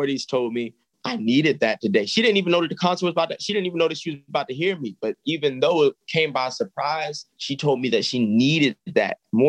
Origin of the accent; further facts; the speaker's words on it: Baltimore, Maryland, United States; I'm from here. So I have family here.